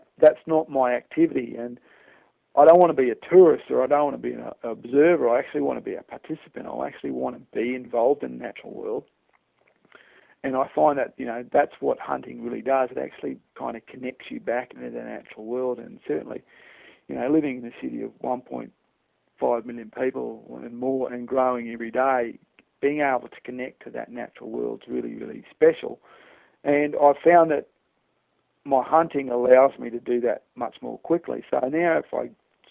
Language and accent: English; Australia; I'm Australian